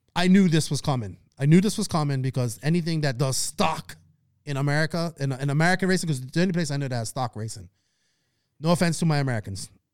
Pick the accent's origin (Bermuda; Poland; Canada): Bermuda; accent: Bermuda; moved away; my hometown